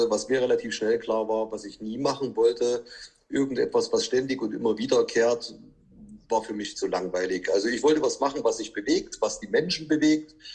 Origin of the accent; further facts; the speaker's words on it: Chemnitz, Saxony, Germany; Ja, du, ich komme äh, aus Chemnitz. Ich arbeite und wirke in Döbeln, bin 45 Jahre alt